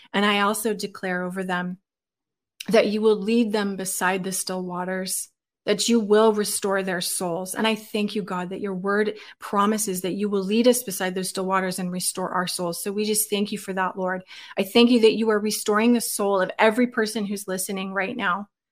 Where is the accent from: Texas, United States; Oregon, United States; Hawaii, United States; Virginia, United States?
Oregon, United States; moved away as an adult; I was born and raised in Oregon.